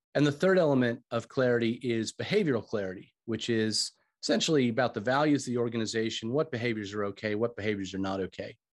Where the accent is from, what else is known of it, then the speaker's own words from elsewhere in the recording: United States; moved away as an adult; also born or lived in Australia / United Kingdom; you can probably tell from my accent, I'm originally from the States